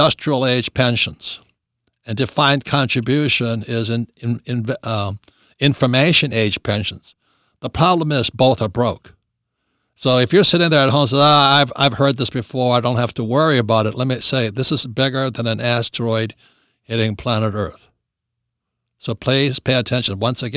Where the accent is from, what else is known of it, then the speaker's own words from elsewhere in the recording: Hawaii, United States; he and I both grew up in the People's Republic of Hawaii